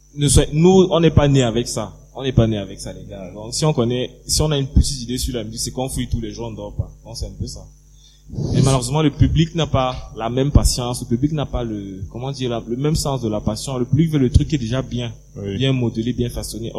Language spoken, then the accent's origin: French; Cameroon; un Camerounais comme moi